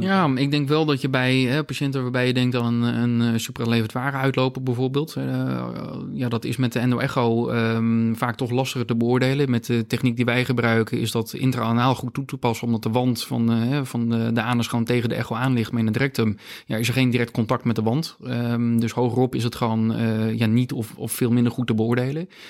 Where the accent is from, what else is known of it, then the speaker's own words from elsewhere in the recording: Friesland, Netherlands; also born or lived in Gothenburg, Sweden; als echte Fries